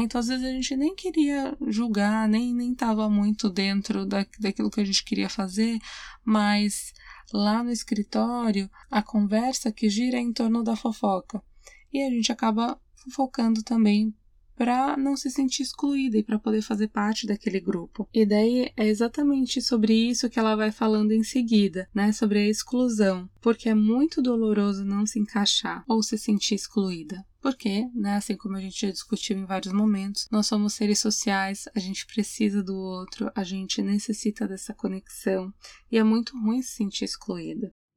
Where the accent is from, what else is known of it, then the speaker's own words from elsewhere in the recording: Brazil; moved away; sou mulher, eu sou imigrante, eu sou brasileira